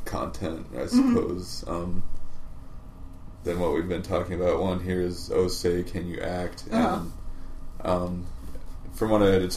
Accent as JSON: {"language": "English", "region": "Kansas", "country": "United States", "moved": "as an adult", "lives_now": "Boston, United States", "said": "I'm from Kansas, middle of the country, and that whole area is regarded as like accent neutral."}